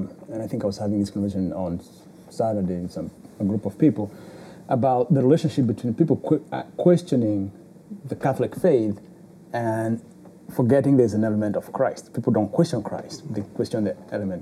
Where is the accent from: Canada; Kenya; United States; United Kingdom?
Kenya; moved away; I'm from Kenya